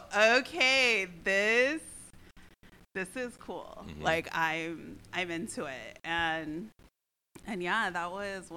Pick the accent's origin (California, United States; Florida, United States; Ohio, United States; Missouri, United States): Missouri, United States; I grew up in Missouri in the Midwest.